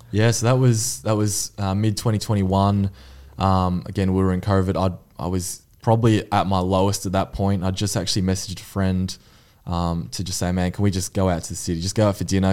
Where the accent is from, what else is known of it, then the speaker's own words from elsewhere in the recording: Mornington Peninsula, Victoria, Australia; I'm from Mornington Peninsula.